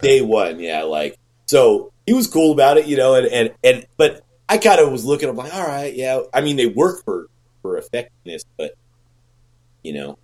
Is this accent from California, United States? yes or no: yes; Bay Area, California, United States; I'm from the Bay Area uh, now, you know, and it's expensive